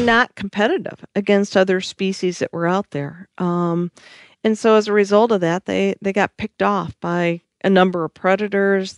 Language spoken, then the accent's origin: English; Michigan, United States; I am from Michigan.